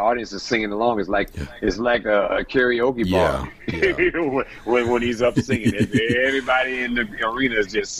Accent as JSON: {"language": "English", "town": "San Francisco", "region": "California", "country": "United States", "said": "I come from San Francisco, and there's three beautiful bridges there"}